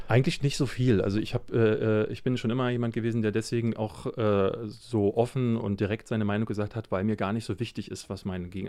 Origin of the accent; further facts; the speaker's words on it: Berlin, Germany; Aber ich bin ja in Marzahn groß geworden